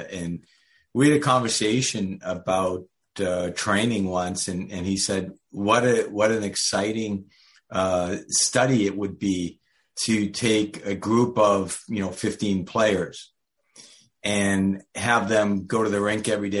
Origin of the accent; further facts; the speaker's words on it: Montreal, Quebec, Canada; now in United States; I grew up in Montreal. A lot of people, since I've been in the States here for about 25 years, a lot of people think I'm American, but I'm really Canadian. And I grew up in Montreal